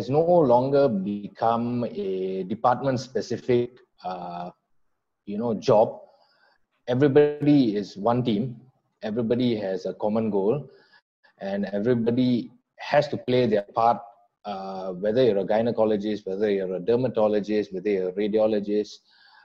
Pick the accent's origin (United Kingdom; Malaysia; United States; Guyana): Malaysia; Kajang, Selangor; moved away as an adult; now in Johor, Malaysia; I'm actually born and bred in Kajang, Selangor